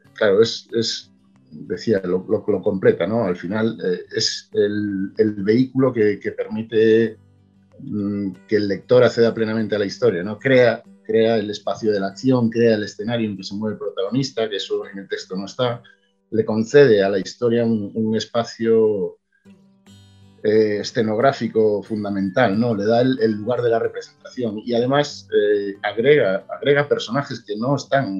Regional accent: Galicia, Spain; yo, soy gallego y escribo en gallego

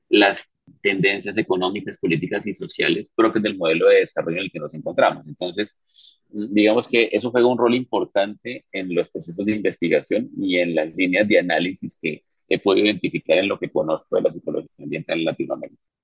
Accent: Colombia

